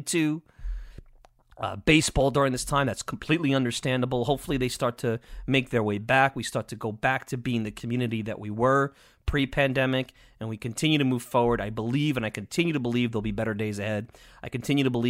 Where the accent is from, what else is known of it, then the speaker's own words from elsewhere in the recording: Long Island, New York, United States; I'm biased from Long Island